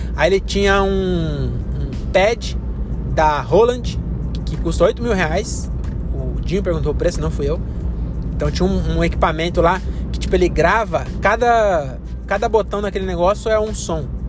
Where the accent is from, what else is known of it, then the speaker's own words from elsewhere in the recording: Cajamar, São Paulo, Brazil; sou de Cajamar